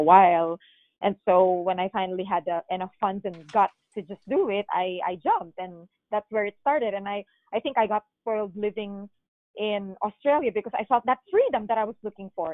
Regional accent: Philippines; moved away as an adult; now in United States; I am born and raised in the Philippines

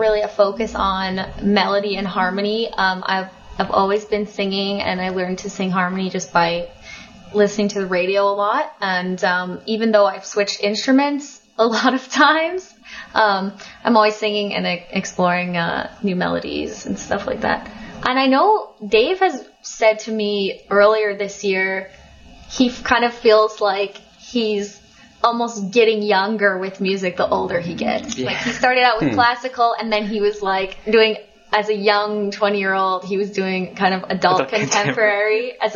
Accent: Colorado, United States; now in Montreal, Canada; I grew up in Colorado.

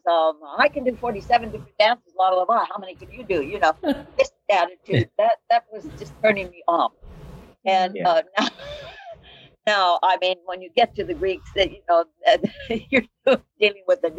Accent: Arizona, United States; I'm from Arizona. Grew up in Arizona

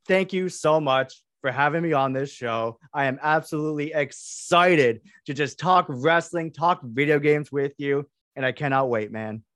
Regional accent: Canada; I am Canadian

